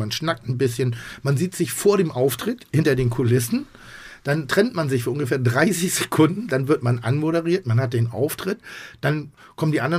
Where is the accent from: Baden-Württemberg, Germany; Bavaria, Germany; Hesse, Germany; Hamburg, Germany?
Hamburg, Germany; In, in, hier in Hamburg. Äh, in Hamburg, Hamburg ja, ja.